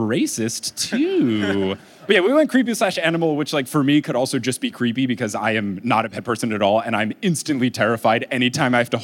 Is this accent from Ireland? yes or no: no; New Jersey, United States; moved away; I grew up in New Jersey